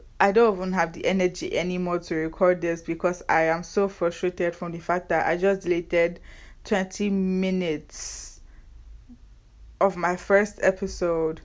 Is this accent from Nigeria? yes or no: yes; Nigeria; accent: Nigerian; now in United States; I'm Nigerian